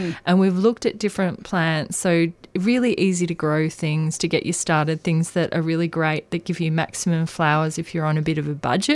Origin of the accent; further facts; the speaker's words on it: Australia; as an Australian gardener